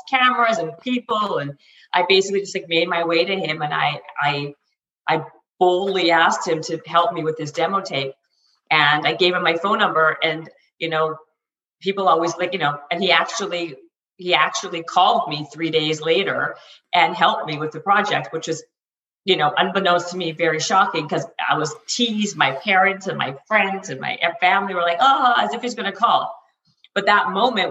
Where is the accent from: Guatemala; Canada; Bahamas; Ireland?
Canada; now in Los Angeles, United States